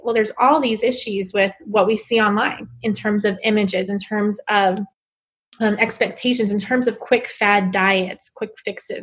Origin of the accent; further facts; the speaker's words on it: New York City, New York, United States; moved away as an adult; also born or lived in South Carolina / Bangkok, Thailand; I am originally from New York City. So I grew up in Queens, New York my whole life